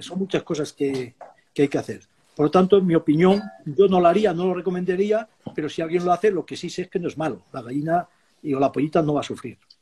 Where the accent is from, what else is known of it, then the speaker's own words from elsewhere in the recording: Extremadura, Spain; Yo soy extremeño y mm. tenía entonces tenía ovejas